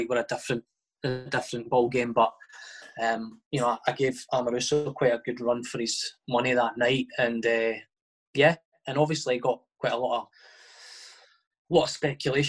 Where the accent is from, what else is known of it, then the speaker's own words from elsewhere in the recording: Livingston, Scotland, United Kingdom; I was from Livingston, and it's kind of quite a mix in Livingston between sort of Edinburgh clubs and Glasgow clubs.